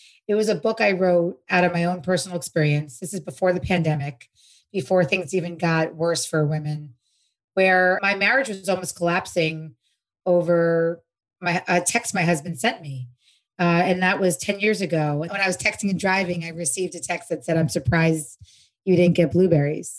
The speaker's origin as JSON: {"language": "English", "region": "New York", "country": "United States", "moved": "yes", "lives_now": "Los Angeles, United States", "said": "I'm from New York, but I live in LA now."}